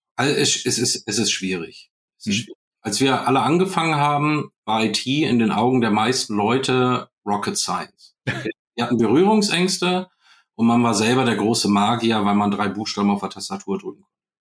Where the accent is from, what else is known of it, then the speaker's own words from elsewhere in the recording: Germany; wir sitzen da als Deutsche